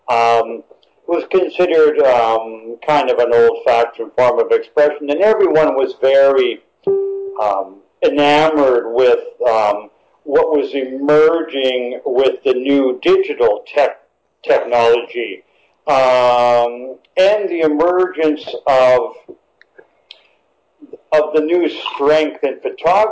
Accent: Echo Bay, Ontario, Canada; my experience being a boy and growing up in Northern Ontario

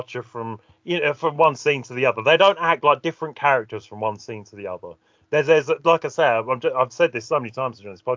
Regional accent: England, United Kingdom; I'm English

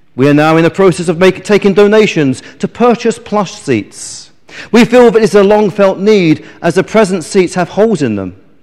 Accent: England, United Kingdom; as we English people

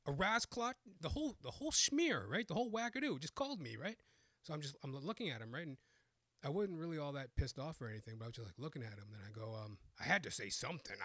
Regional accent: Canada; born and raised in Canada

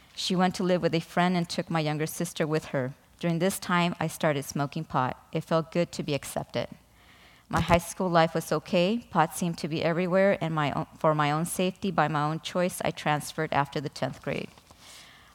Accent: Mexico; I was born in Mexico to an alcoholic father and emotionally unavailable

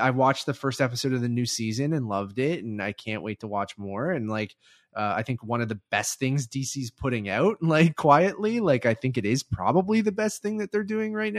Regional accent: Canada; And on top of that, we're Canadian. So, like, this doesn't affect us entirely because we don't have HBO Max.

